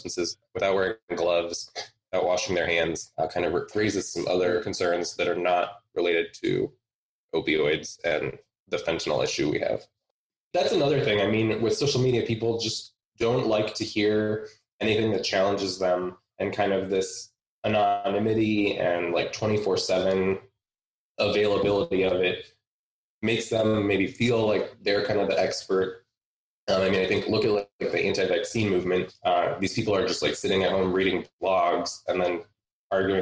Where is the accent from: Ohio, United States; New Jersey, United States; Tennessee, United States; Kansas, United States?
Ohio, United States; outside of Cleveland; moved away; also born or lived in Pittsburgh; I'm from outside of Cleveland originally, but I spent a large chunk of time in Pittsburgh.